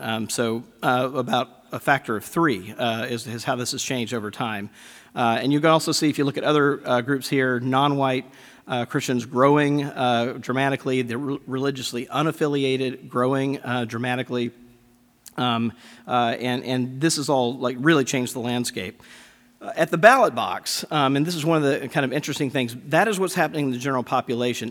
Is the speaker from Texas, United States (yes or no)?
no; Mississippi, United States; I grew up Southern Baptist in Mississippi